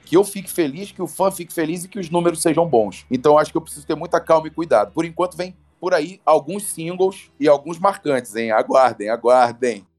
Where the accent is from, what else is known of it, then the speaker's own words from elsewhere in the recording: Rio de Janeiro, Brazil; also born or lived in Petrópolis; eu morava em Petrópolis, eu sou do Rio de Janeiro, eu morava em Petrópolis e treinava no Rio